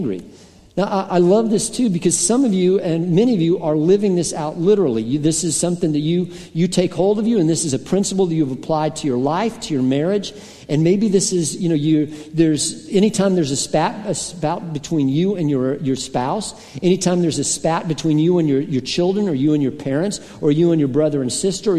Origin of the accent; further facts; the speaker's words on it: Colorado, United States; a lot of my friends growing up in Colorado were rock climbers